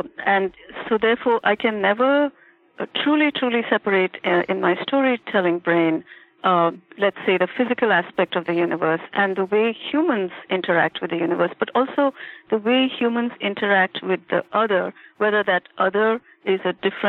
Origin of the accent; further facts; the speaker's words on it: India; moved away as an adult; now in Boston, United States; I was born and brought up in India through my young adulthood, and still have extremely strong connections there